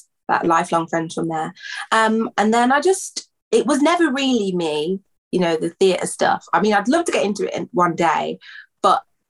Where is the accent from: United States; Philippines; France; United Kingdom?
United Kingdom; Birmingham, West Midlands; I'm a singer from Birmingham in the UK.